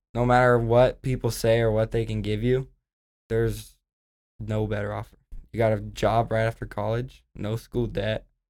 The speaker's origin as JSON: {"language": "English", "region": "Oklahoma", "country": "United States", "said": "I'm from Oklahoma"}